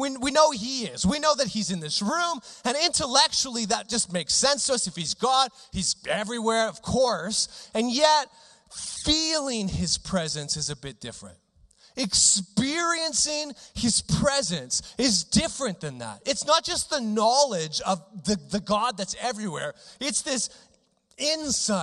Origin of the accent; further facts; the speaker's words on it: Regina, Saskatchewan, Canada; I grew up in Regina